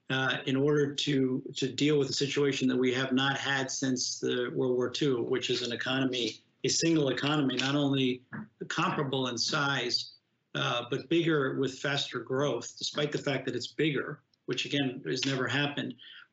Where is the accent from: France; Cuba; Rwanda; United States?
United States; for me as an American